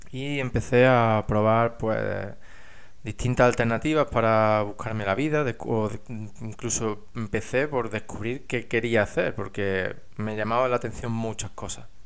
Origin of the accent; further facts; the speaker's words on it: Spain; moved away as an adult; now in England; yo estudié ingeniería industrial, que me fui de España a trabajar a Inglaterra